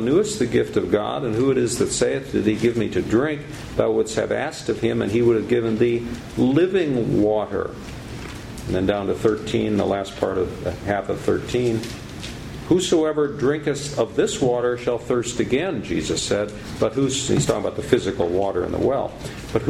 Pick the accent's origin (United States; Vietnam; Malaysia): United States; Illinois; I grew up in Illinois in a town on the Mississippi River.